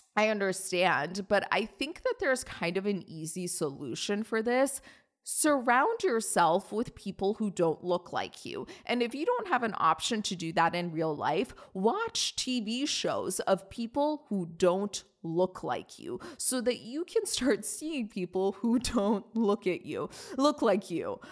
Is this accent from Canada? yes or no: no; Iran; moved away; it's my home country